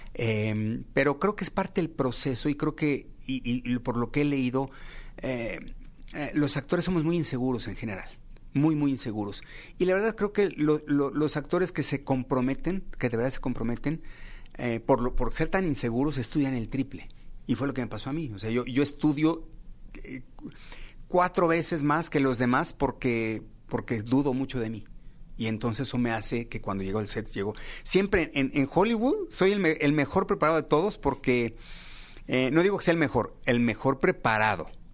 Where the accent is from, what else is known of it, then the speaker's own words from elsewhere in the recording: Mexico; todos los mexicanos